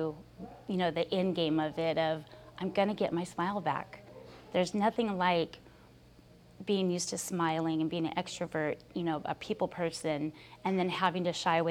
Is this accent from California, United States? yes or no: yes; Highland, California, United States; I'm from Highland, California.